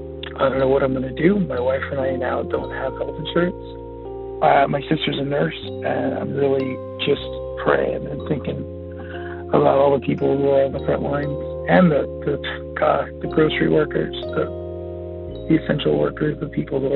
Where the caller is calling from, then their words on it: Long Beach, California, United States; I'm calling from Long Beach, California.